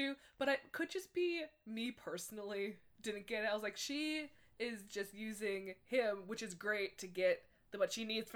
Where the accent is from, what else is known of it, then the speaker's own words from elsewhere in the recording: Canada; As a Canadian